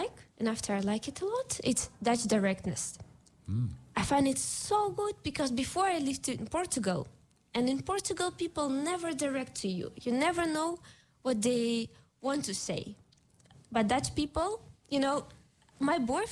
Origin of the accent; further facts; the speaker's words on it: Moscow, Russia; moved away as an adult; now in Almere, Netherlands; I'm from Moscow